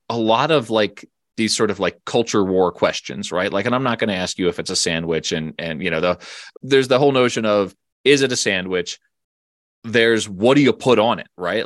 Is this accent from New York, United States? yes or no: no; Philadelphia, Pennsylvania, United States; now in Colorado, United States; I grew up in the Philadelphia area